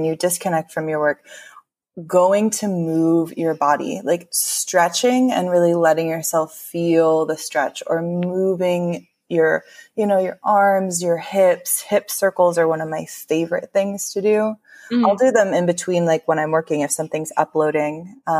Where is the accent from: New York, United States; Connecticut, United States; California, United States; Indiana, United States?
California, United States; I grew up in California, I've very much been steeped in this culture since I was born